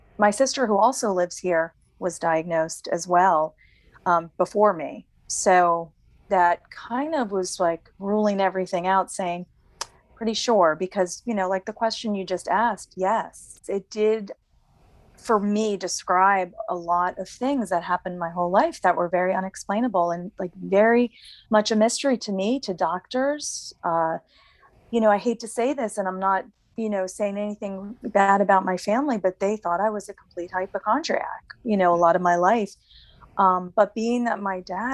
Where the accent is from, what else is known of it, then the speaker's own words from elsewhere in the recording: New Jersey, United States; moved away as an adult; now in North Carolina, United States; Right now, I'm living in North Carolina. I'm originally from New Jersey. I've been here about 8 years